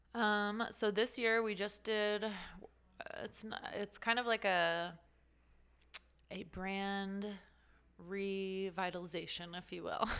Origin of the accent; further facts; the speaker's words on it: Las Vegas, Nevada, United States; moved away as an adult; also born or lived in California; I'm originally from Las Vegas